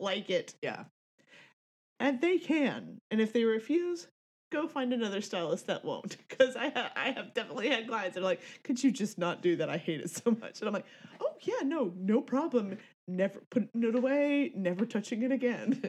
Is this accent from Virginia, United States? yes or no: no; Tallahassee, Florida, United States; I'm from the land of friggin' you know, Tallahassee